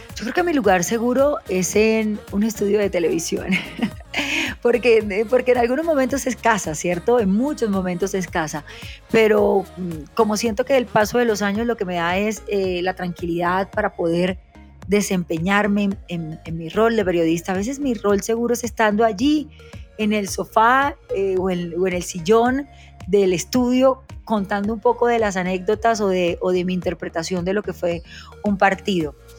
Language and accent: Spanish; Barranquilla, Atlántico, Colombia; also born or lived in Soledad, Atlántico; nací en Soledad Atlántico, me crié en Barranquilla